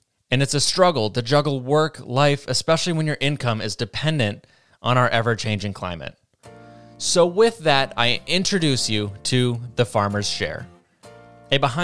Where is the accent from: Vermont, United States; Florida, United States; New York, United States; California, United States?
Vermont, United States; I'm from Vermont, and the Northeast is made up of mostly small farms